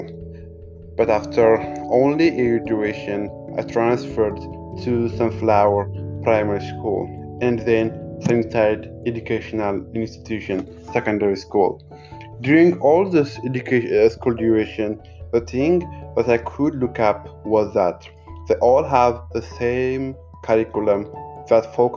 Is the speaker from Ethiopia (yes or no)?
yes; Addis Ababa, Ethiopia; I was born on Saturday night, September 26, 1995, by the Gregorian calendar and September 19, 1988 by Ethiopian calendar in Addis Ababa, Ethiopia